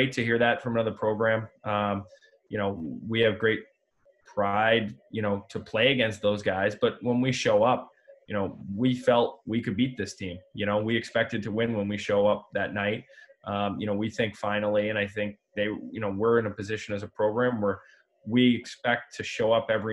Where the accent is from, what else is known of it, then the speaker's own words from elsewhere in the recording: Massachusetts, United States; moved away as an adult; now in Connecticut, United States; I grew up in the Massachusetts area